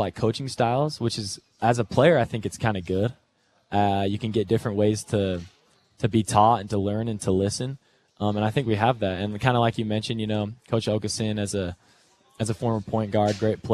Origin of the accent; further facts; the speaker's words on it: Kaysville, Utah, United States; I'm from Kaysville